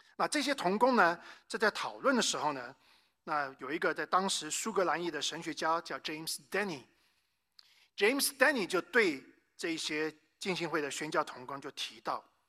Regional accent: Taiwan; moved away; also born or lived in United States / North Carolina; 我呢，是生在美国，但是在台湾长大的这个华人

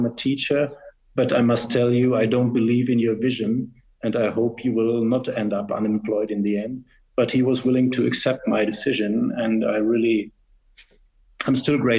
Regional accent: Northern Germany, Germany; moved away as an adult; also born or lived in United States; now in Switzerland; I was born in Germany, rather more in the northern part, and it was the former West Germany.

